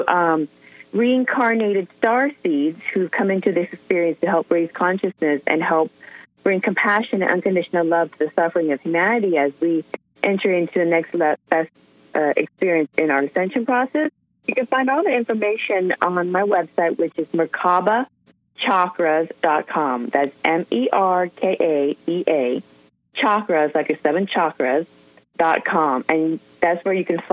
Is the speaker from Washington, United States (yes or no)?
yes; Seattle, Washington, United States; I'm from Seattle